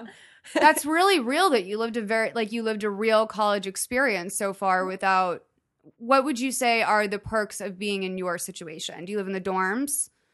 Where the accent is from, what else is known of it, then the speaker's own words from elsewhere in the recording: Lexington, Massachusetts, United States; I grew up in Lexington, Massachusetts